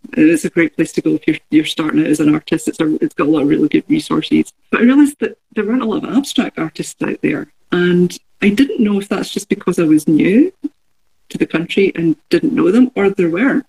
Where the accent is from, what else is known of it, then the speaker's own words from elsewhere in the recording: Glasgow, Scotland, United Kingdom; moved away; I, I grew up in Glasgow